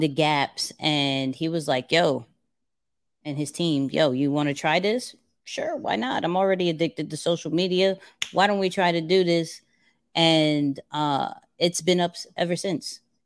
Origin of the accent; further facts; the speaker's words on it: New York City, New York, United States; I'm a kid from Queens.